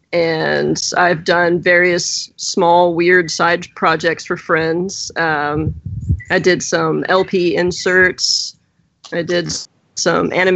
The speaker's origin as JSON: {"language": "English", "region": "the South", "country": "United States", "said": "I'm from the South"}